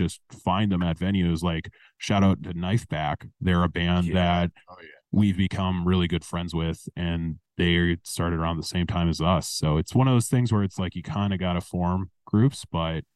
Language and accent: English; Racine, Wisconsin, United States; now in Milwaukee, United States; I've lived in Milwaukee for 8 years. I grew up in Racine